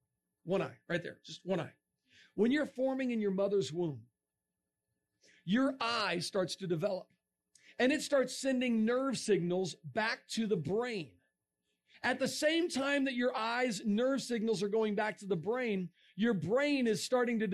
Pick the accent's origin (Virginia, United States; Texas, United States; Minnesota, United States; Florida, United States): Florida, United States; moved away; I'm from Florida